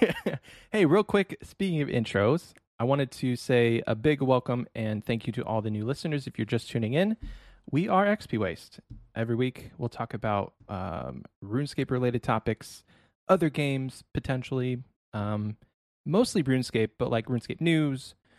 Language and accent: English; Ohio, United States; moved away as an adult; now in Texas, United States; I was born and raised in Ohio